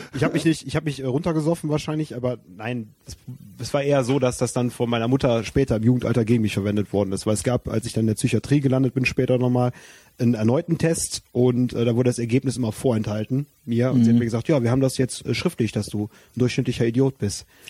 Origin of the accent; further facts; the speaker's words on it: Wermelskirchen, North Rhine-Westphalia, Germany; ich komme aus Wermelskirchen